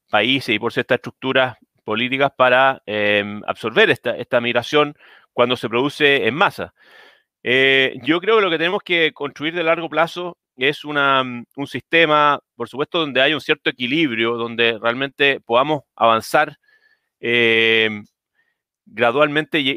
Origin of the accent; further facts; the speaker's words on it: Chile; born there; Yo de partida no, nací en Chile, mis padres son inmigrantes, o sea, mi padre es inmigrante, todos mis abuelos son inmigrantes